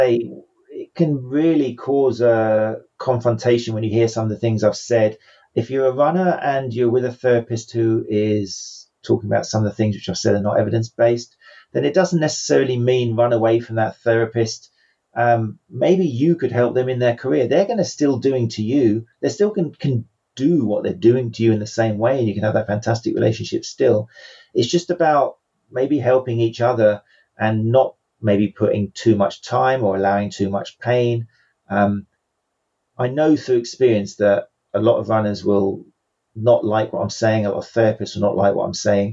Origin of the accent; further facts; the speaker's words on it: England, United Kingdom; England, which is where obviously I'm from. You can tell probably by my accent